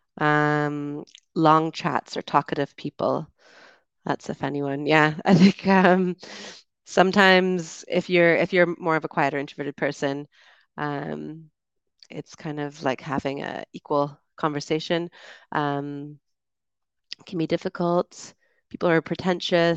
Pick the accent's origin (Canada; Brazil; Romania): Canada; I'm from Canada